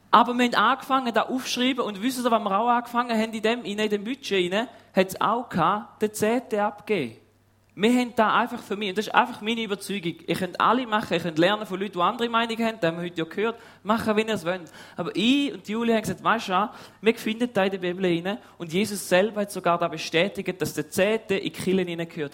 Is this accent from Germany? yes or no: no; Switzerland; wir sind Schweizer